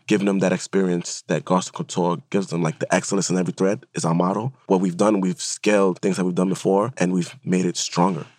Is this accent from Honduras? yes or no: yes; Honduras; moved away; I'm being from Honduras